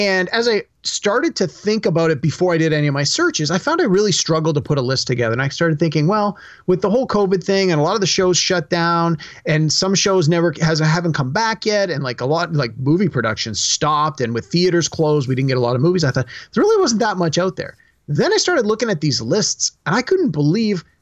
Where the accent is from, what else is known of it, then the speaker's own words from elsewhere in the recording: Canada; as a Canadian